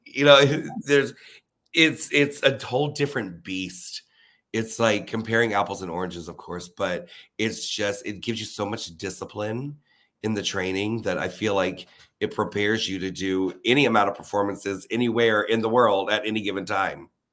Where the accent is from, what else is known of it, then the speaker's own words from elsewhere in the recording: Leesburg, Florida, United States; now in Orlando, United States; I'm from Leesburg, Florida, which is an hour north of Orlando